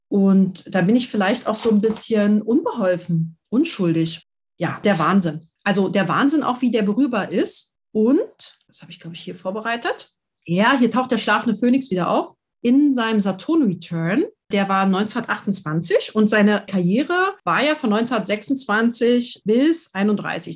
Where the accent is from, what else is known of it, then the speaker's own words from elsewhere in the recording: Berlin, Germany; ich bin Berlinerin